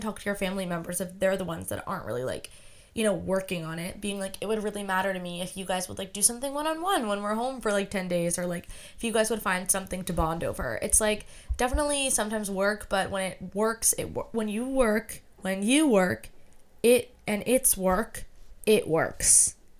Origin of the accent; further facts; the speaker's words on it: United States; I'm American